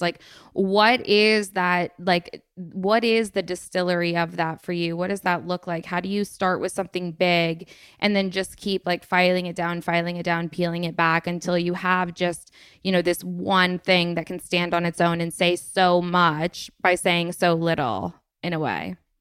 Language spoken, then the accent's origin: English; Vermont, United States; also born or lived in Los Angeles; now in Staffordshire Moorlands, United Kingdom; I am from Vermont originally, and then I moved to L A for a year, which was, like, my first time leaving Vermont